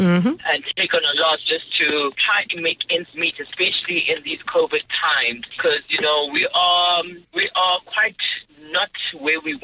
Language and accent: English; Soweto, Gauteng, South Africa; I grew up in Soweto